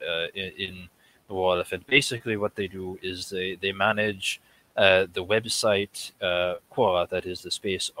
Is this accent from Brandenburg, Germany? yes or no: yes; Brandenburg, Germany; moved away as an adult; now in United States; I was born in Brandenburg in Germany